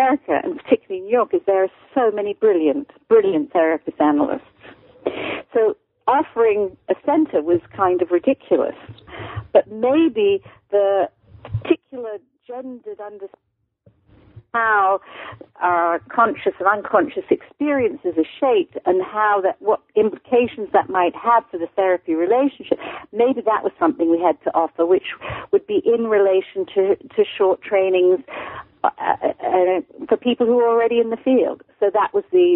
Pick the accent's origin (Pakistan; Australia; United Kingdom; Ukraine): United Kingdom; accent: mid-Atlantic; moved away as an adult; also born or lived in United States; I'm born in Britain. I'm born and raised in Britain.